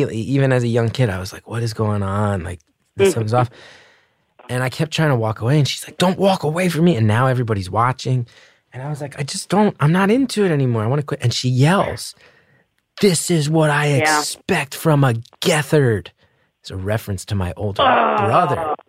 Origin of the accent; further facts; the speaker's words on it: New Jersey, United States; We were raised in North Jersey